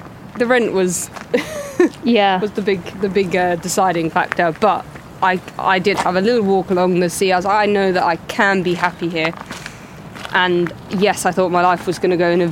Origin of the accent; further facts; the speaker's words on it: London, United Kingdom; moved away as an adult; I grew up in London